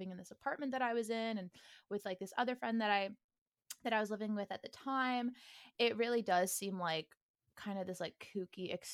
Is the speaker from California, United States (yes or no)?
yes; outside of Sacramento, California, United States; also born or lived in Miami, Florida; now in Los Angeles, United States; So I actually grew up outside of Sacramento.